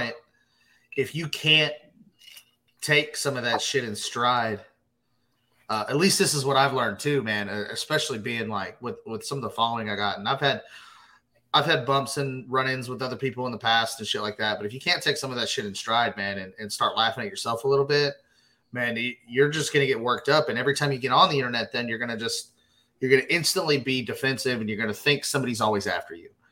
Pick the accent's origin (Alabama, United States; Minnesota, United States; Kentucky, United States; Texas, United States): Texas, United States; Glen Rose; now in Fort Worth, United States; that's that's my hometown essentially. I mean, that's that's where I grew up